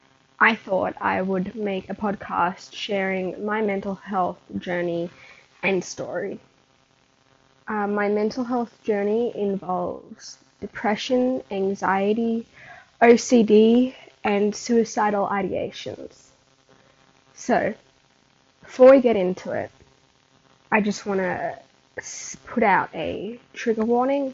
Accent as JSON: {"language": "English", "country": "Australia", "tie": "born or raised there", "said": "being born in March and living in Australia, I could choose if I wanted to start school when I was 4"}